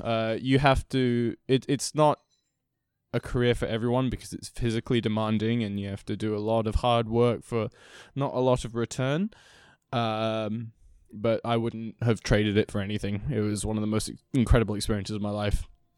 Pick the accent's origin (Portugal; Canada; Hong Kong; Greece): Hong Kong; So I was born and raised in Hong Kong. I was the classic example of the third culture kid.